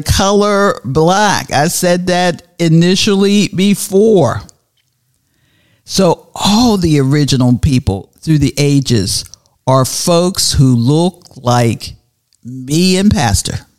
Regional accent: Pittsburgh, Pennsylvania, United States; now in Tallahassee, United States; I'm originally from Pittsburgh, Pennsylvania

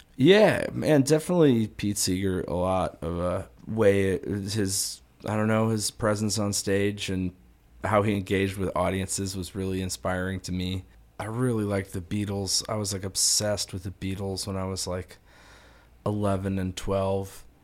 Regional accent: Chicago, Illinois, United States; I grew up in Dunning

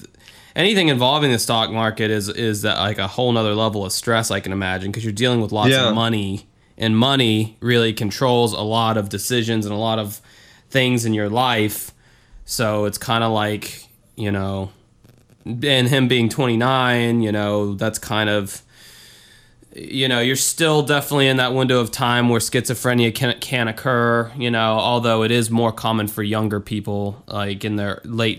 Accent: New York, United States; Now, I don't know why I'm from New York or whatever, but I am.

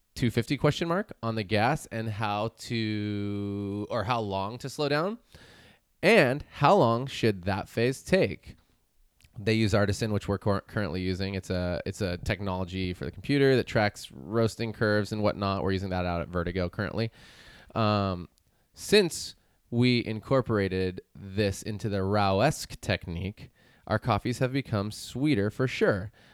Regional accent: Chico, California, United States; moved away as an adult; now in Santa Cruz, United States; I moved from my hometown of Chico. I had never lived anywhere else with the exception of college.

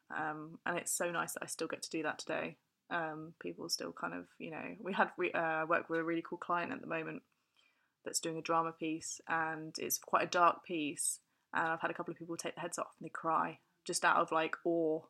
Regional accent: Fleet, South East England, United Kingdom; I come from a little place called Fleet

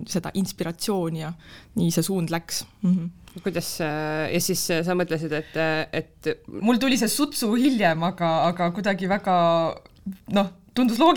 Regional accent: Türi, Järva County, Estonia; me oleme Türilt pärit ja me lõpetasime seal gümnaasiumi

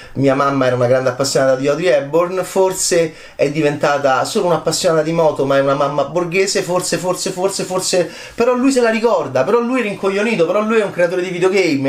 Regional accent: Italy; nel mio paese, che è l'Italia

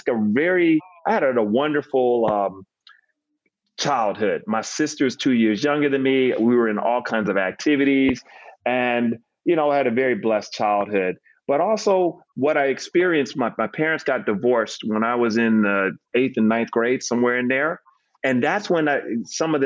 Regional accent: Decatur, Georgia, United States; also born or lived in Harlem, New York / North Carolina; I was born in Harlem, but moved south when I was four. We stopped off in North Carolina for a few years. And then we moved down to Atlanta and moved to Decatur and planted roots there from the time I was eight years old on. So I consider that home

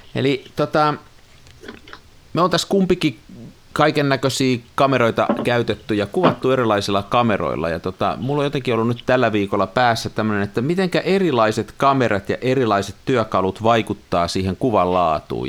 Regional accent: near Tampere, Pirkanmaa, Finland; Mä oon siellä kymmenenvuotiaana joskus leikkinyt ja mennyt sinne sillan sisälle sinne palkkiin. Mulla on siihen semmoinen niin kuin 50 vuoden suhde siihen siltaan. Me asuttiin okay. silloin pikkupoikana lähellä.

